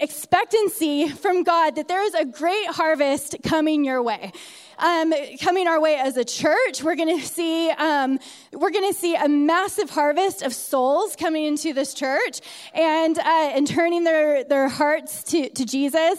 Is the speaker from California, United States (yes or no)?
yes; California, United States; moved away as an adult; also born or lived in San Diego; now in Utah, United States; I was born and raised in California, not around mountains